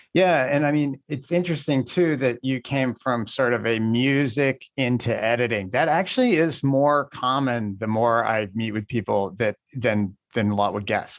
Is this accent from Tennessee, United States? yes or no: no; Indiana, United States; I grew up in Indiana.